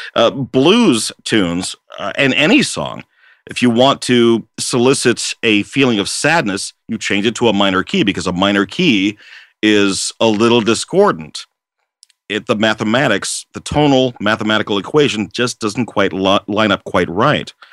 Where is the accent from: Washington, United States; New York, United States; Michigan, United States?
Washington, United States; also born or lived in Seattle / Port Orchard / Kennewick / Vancouver; lifelong resident of Washington State, I was born in Seattle, uh, and I grew up in uh, Seattle, uh, Port Orchard, Kennewick, Vancouver, uh, Kent, and then later Auburn.